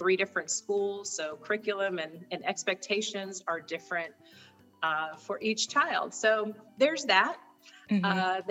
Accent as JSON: {"language": "English", "town": "Morro Bay", "region": "California", "country": "United States", "tie": "born or raised there", "also_born_or_lived": "Mississippi", "moved": "as an adult", "said": "I was raised in the Central Coast area of California, a little town called San Luis Obispo. Well, actually, Morro Bay"}